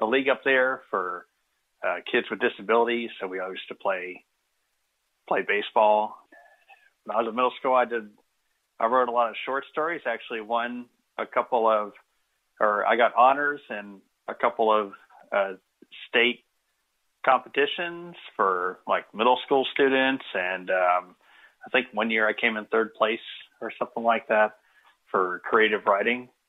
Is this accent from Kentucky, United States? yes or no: yes; Kenton County, Northern Kentucky, United States; also born or lived in Boone County, Kentucky / Louisville, Kentucky; I grew up in Northern Kentucky, just outside of Cincinnati and Kenton County, and later moved over to Boone County, where I went to high school